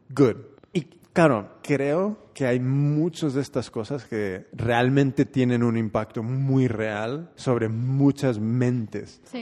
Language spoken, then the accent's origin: Spanish; Oakland, California, United States; Yo soy nacido y criado en Oakland